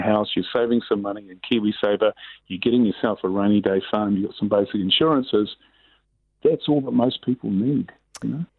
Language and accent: English; Auckland, New Zealand; I grew up in Sunnyvale in West Auckland